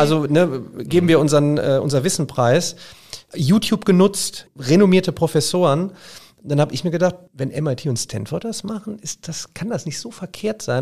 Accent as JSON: {"language": "German", "town": "Remscheid", "region": "North Rhine-Westphalia", "country": "Germany", "said": "ich komme ja aus Remscheid"}